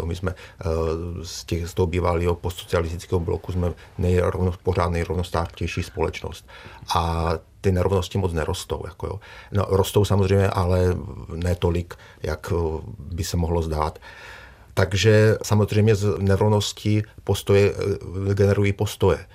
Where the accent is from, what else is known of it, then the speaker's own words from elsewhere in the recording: Czechia; my jako Češi